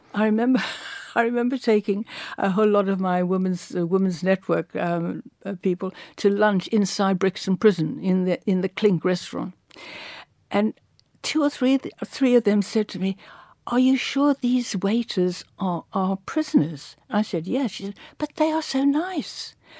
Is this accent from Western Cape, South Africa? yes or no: yes; Cape Town, Western Cape, South Africa; moved away; I come from Cape Town